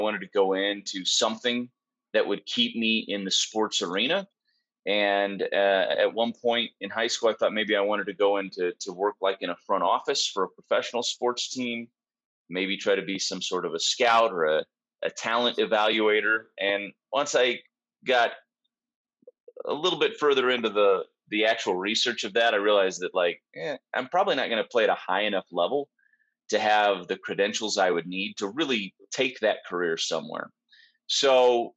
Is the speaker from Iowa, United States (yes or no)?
yes; Hastings, Iowa, United States; moved away as an adult; also born or lived in Lincoln, Nebraska / South Dakota; now in Milwaukee, United States; Grew up in Hastings, Iowa, went to college at the University of South Dakota